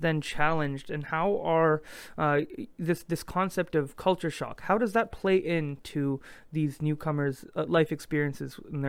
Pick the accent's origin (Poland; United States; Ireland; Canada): Canada; Quebec; being born and raised here, my French is decent. My French friends might say otherwise, but I do acknowledge that because I've spoken, I speak four other languages, that my accent is a bit strong